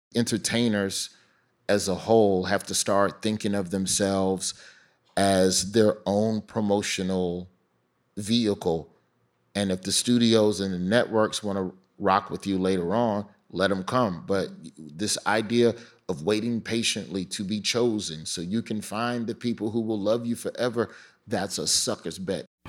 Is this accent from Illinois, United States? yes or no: no; Birmingham, Alabama, United States; moved away as an adult; also born or lived in Florida; growing up in Birmingham for sure made me optimistic